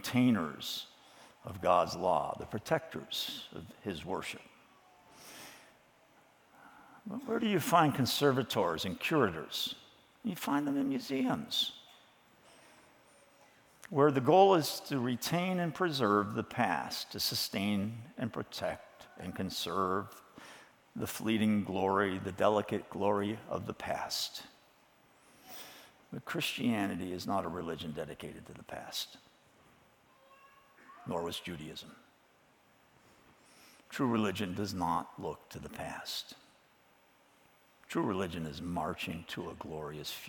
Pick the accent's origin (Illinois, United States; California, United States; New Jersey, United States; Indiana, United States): Illinois, United States; Chicago suburbs; growing up in the Chicago suburbs in the 1950s in an evangelical church